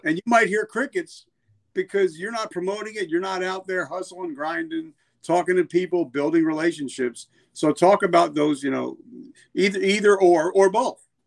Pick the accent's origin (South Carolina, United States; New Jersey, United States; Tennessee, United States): New Jersey, United States; I'm from New Jersey